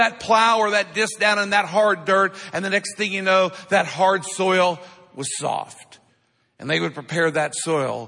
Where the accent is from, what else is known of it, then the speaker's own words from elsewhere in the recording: Midwest, United States; I grew up in the Midwest. I grew up watching farming my whole life